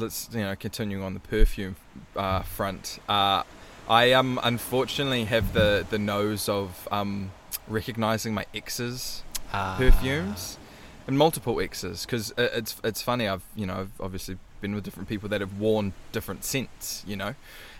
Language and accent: English; Waikato, New Zealand; growing up in the Waikato country